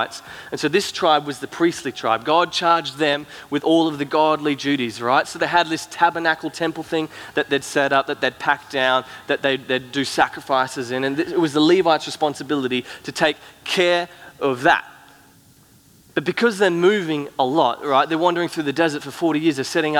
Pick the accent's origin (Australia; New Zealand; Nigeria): Australia; Cairns, Queensland; also born or lived in Gold Coast; now in Brisbane, Australia; me and Soph, we grew up in Cairns, up in far north Queensland, and then we moved down to Brisbane and the Gold Coast where we kind of live now